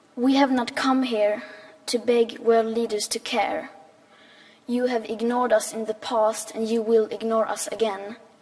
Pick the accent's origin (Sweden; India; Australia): Sweden; I am 15 years old and I'm from Sweden